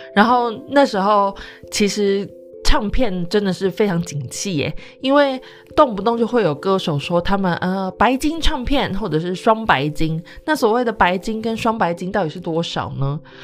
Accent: Taichung, Taiwan; 因为我是台中的孩子

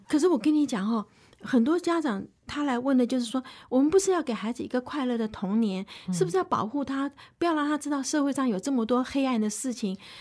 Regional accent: Taipei, Taiwan; 我是身在台北市

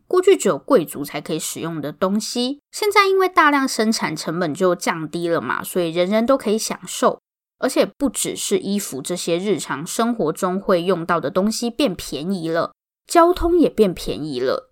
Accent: Taoyuan, Taiwan; 我是桃园人啊

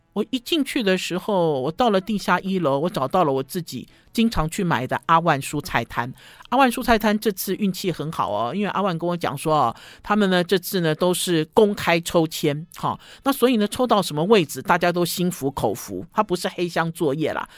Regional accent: Taipei, Taiwan; 我就是台北，我就是台湾生长的嘛，我在台北长大的

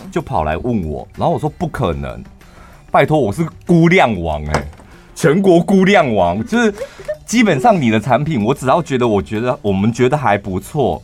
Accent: Taichung, Taiwan; 我们是来自于六都台中市

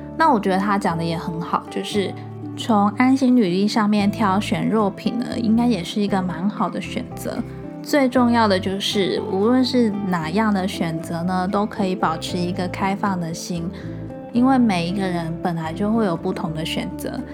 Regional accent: Changhua County, Taiwan; 我是长话人

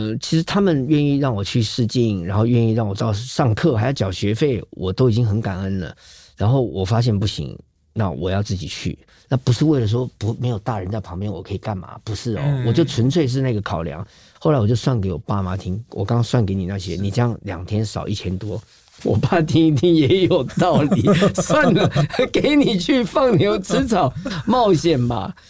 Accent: Tainan, Taiwan; 因为我是台南人，

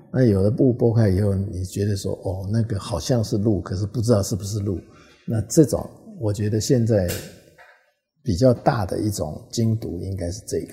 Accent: Taiwan; also born or lived in Hong Kong; 因为你的根是在台湾嘛

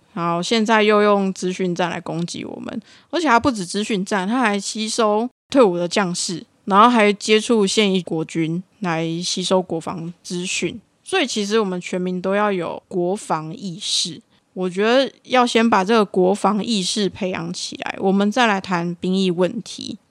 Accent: Taiwan; 我们台湾人的感觉

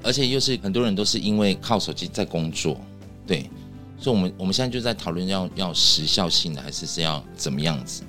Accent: Dawang tribal village, Taitung County, Taiwan; 我们不是 就只是住在这里的人，我们是生在这个部落

